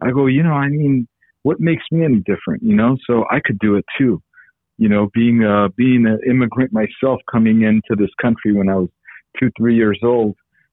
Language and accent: English; California, United States; also born or lived in Armenia; I grew up in California